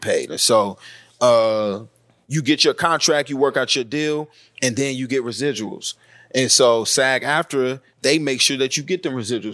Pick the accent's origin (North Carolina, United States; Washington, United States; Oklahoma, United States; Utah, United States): North Carolina, United States; I grew up in North Carolina, and the part of North Carolina I grew up wasn't that political, wasn't that Southern